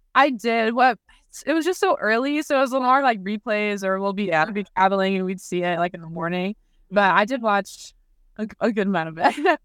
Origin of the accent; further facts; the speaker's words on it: Arizona, United States; moved away as an adult; now in Kansas, United States; Arizona, which is my hometown